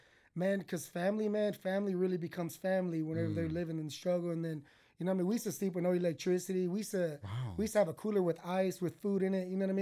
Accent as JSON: {"language": "English", "town": "McGregor", "region": "Texas", "country": "United States", "tie": "born or raised there", "also_born_or_lived": "Belle Glade, Florida", "said": "I moved to Texas, man. I was about six."}